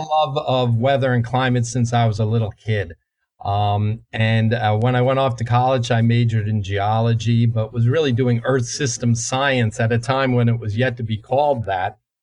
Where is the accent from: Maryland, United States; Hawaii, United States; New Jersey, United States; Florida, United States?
New Jersey, United States; The climate I grew up in in in New Jersey uh, 50 plus years ago